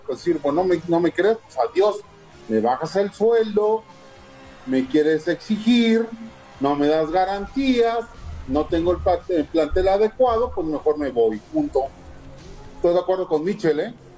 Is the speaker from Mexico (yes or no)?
yes; Mexico; como mexicanos